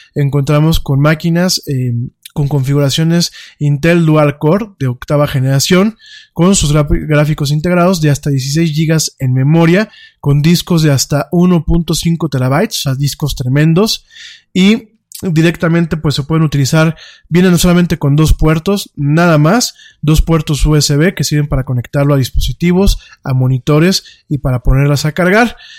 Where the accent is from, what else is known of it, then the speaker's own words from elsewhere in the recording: Mexico; como mexicano